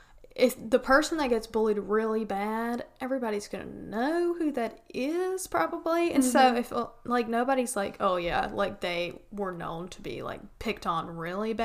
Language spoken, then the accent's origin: English; the Bible Belt, the South, United States; We're from the Bible Belt.